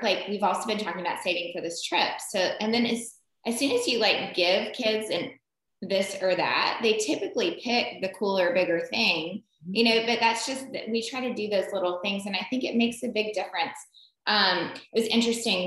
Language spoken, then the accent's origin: English; the South, United States; we're mainly from the South